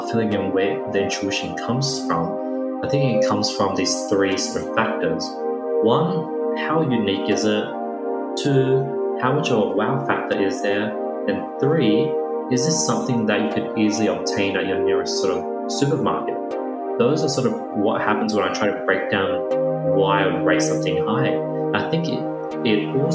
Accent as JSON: {"language": "English", "country": "Australia", "tie": "born or raised there", "said": "I grew up in Australia"}